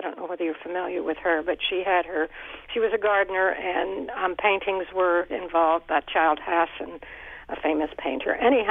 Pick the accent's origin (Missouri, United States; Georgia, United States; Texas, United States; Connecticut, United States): Connecticut, United States; Bethlehem; Oh, all right. I'm from Bethlehem, and I kind of had the same story that your guest does.